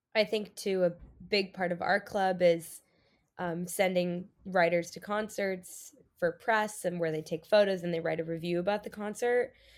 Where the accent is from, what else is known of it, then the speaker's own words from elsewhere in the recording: San Diego, California, United States; moved away as an adult; I'm from San Diego, California